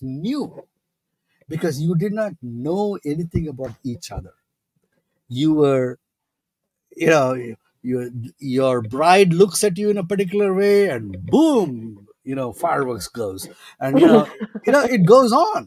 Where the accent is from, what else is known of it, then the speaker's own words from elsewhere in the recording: India; moved away; growing up in India